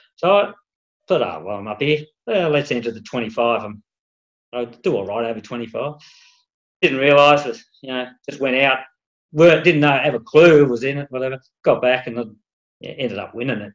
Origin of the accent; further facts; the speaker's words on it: Tasmania, Australia; also born or lived in Melbourne, Victoria; We're originally from Tassie